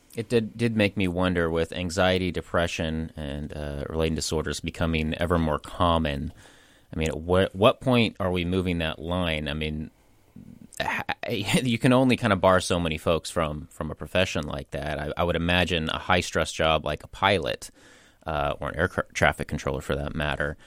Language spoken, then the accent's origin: English; Portland, Oregon, United States; I am from this area, I am from Portland